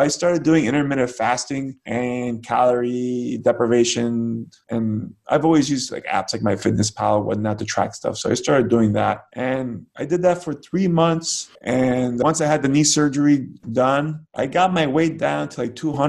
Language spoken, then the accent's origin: English; United States; as an American